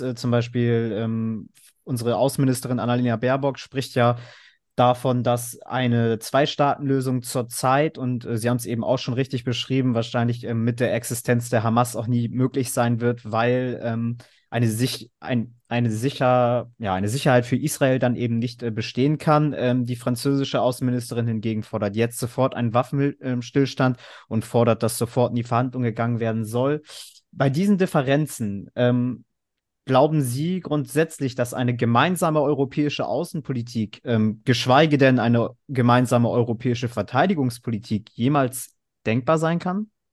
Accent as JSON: {"language": "German", "area": "Cuxhaven district", "region": "Lower Saxony", "country": "Germany", "tie": "born or raised there", "said": "auch aus meiner Heimat kommt, nämlich dem Landkreis Cuxhaven"}